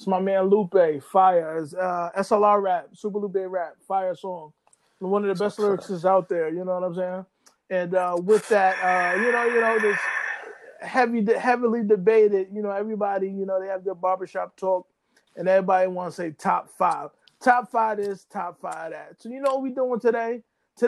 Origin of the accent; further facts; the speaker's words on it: New York, United States; I'm from the East Coast, New York